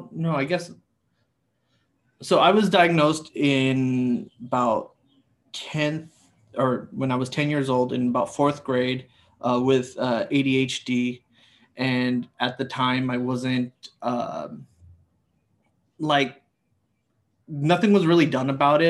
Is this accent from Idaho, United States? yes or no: no; Los Angeles, California, United States; Born and raised in Los Angeles, California